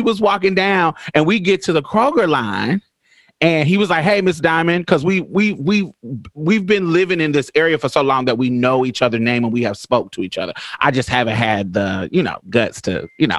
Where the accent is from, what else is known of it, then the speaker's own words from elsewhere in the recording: Indianapolis, Indiana, United States; also born or lived in Boston, Massachusetts / Chicago, Illinois; now in Houston, United States; I'm from Indianapolis, Indiana. I grew up there